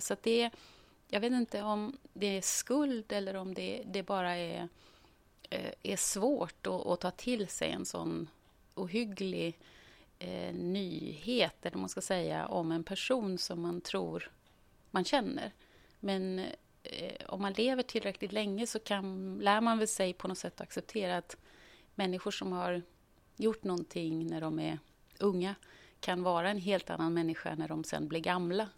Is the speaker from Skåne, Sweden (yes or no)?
no; Gothenburg, Västra Götaland, Sweden; moved away as an adult; är född och uppvuxen i Göteborg